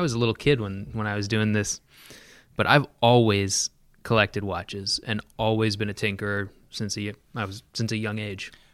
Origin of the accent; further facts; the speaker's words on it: San Diego, California, United States; moved away; also born or lived in Pacific Northwest; I was born in San Diego. Uh, spent my younger years in San Diego